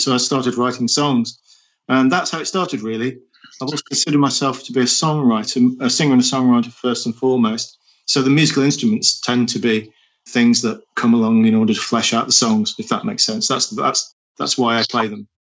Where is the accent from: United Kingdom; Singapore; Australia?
United Kingdom; Nottingham, East Midlands; I was born in Nottingham in the Midlands and my father was a, a carpenter